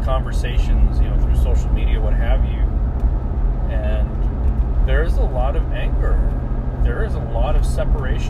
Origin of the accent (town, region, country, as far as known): United States; born or raised there